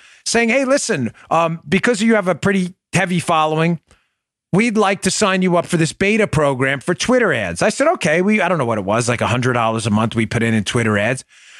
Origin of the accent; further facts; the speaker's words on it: Florida, United States; the fantastic governor of Florida, my home state of Florida, Ron DeSantis.